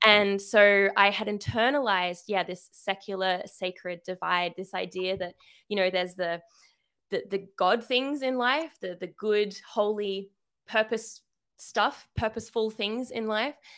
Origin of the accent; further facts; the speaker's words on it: Sydney, New South Wales, Australia; I am from Sydney, Australia, so yes, the accent